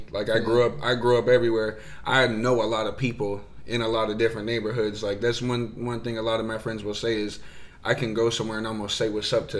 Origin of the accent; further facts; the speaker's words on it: Arizona, United States; also born or lived in Glendale / Phoenix / Mesa / Tempe; where did I grow up? Where'd you grow up? Yeah. Out in Arizona.